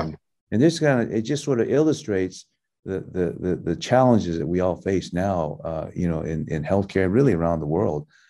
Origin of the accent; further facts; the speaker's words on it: Athens, Georgia, United States; first language Taiwanese; English is a second language; also born or lived in Tokyo, Japan / Taiwan / Seattle; I was a Americanized kid growing up in Athens